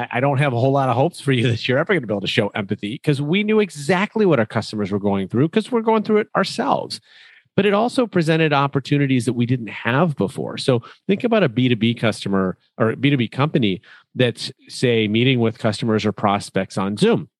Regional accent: Chicago, Illinois, United States; When I said I was from Chicago, the first two words out of a local's mouth were Michael and Jordan.

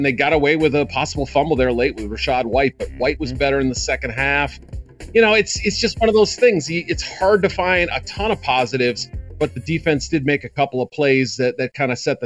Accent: Chicago, Illinois, United States; my hometown team. The Chicago Bears

